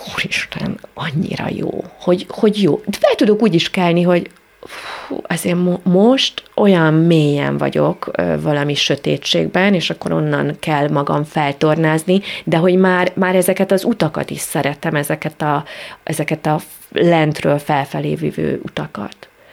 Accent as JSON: {"language": "Hungarian", "region": "Great Hungarian Plain", "country": "Hungary", "said": "Most alföldiek vagyunk"}